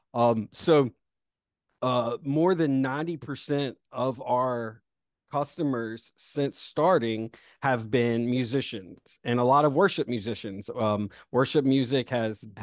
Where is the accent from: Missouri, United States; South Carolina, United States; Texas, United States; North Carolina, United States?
South Carolina, United States; Rock Hill; also born or lived in Greenville, South Carolina / the Southeast; I was born in Rock Hill, South Carolina